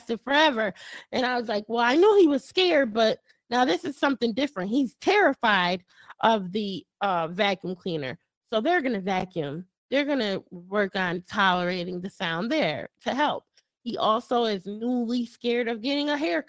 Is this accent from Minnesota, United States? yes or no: no; Connecticut, United States; moved away as an adult; now in Texas, United States; I'm from Connecticut